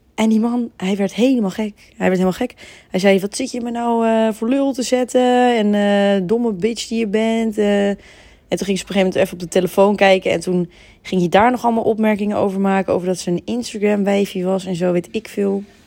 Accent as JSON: {"language": "Dutch", "town": "Heemskerk", "region": "North Holland", "country": "Netherlands", "said": "ik kom niet uit Amsterdam, ik kom uit Heemskerk"}